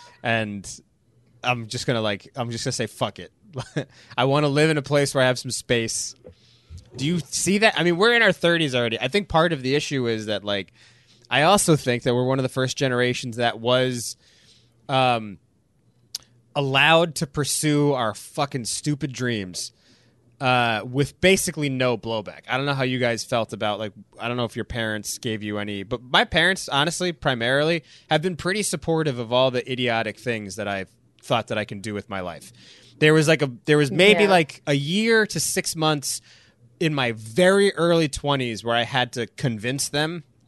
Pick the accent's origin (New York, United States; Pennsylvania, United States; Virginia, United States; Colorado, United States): New York, United States; I'm a New Yorker, but like, maybe it's time to spend a couple years living down here in Charleston.